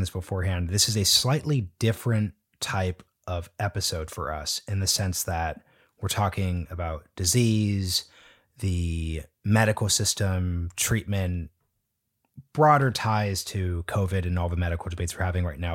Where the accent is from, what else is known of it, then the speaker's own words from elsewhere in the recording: Oregon, United States; moved away as an adult; now in Washington, D.C., United States; I'm from Oregon. When we moved to D C in twenty ten